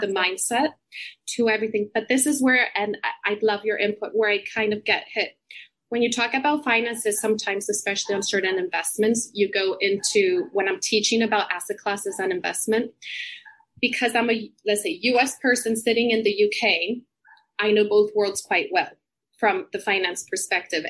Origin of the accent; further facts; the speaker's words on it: Puerto Rico; moved away as an adult; also born or lived in United States; now in London, United Kingdom; I grew up in Puerto Rico. I'm actually here right now visiting my family